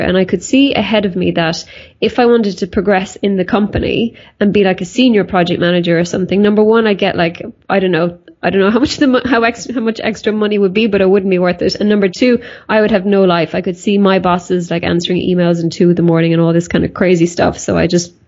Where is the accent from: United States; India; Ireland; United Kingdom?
Ireland; I'm from Ireland